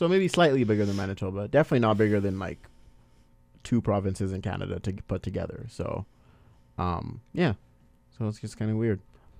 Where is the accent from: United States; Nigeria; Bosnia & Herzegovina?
Nigeria; accent: Nigerian; my Nigerian accent, a little bit of it just comes out because I'm trying to level up with the accent they're coming at me